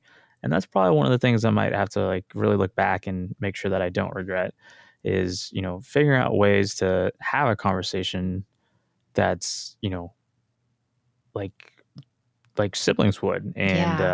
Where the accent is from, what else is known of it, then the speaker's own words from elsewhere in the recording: Tulsa, Oklahoma, United States; also born or lived in San Diego / Los Angeles; born and raised in Tulsa, Oklahoma